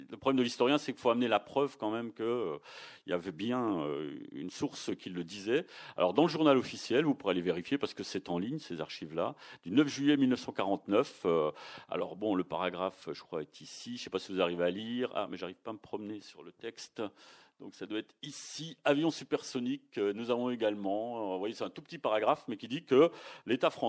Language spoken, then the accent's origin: French; Toulouse, Occitania, France; même si on est toulousain, il faut reconnaître que c'est le Tupolev 144 à chaque fois qui a été le premier.